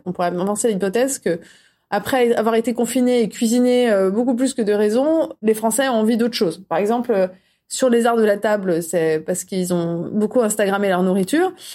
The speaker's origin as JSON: {"language": "French", "country": "France", "said": "On est français"}